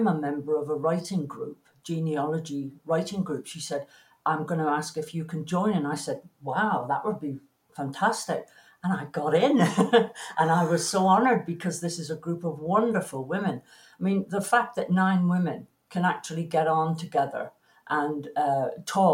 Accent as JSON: {"language": "English", "town": "Plymouth", "region": "South West England", "country": "United Kingdom", "tie": "born or raised there", "also_born_or_lived": "London", "moved": "as an adult", "lives_now": "Canada", "said": "I was born in Plymouth, in Devon, in England"}